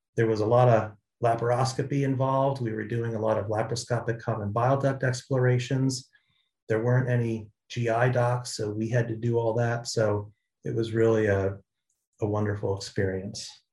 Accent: Jersey Shore, New Jersey, United States; moved away; I grew up in New Jersey on the Jersey Shore

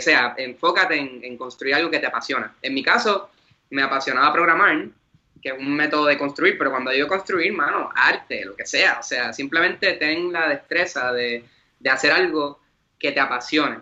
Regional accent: Vega Baja, Puerto Rico; soy de Vega Baja, orgullosamente

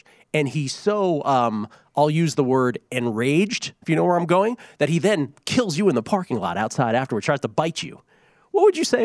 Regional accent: the Maritimes, Canada; I'm from the Maritime Islands

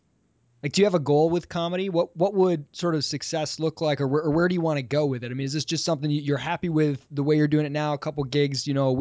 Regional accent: Michigan, United States; now in Charleston, United States; I mean, I'm from the North. I'm from Michigan.

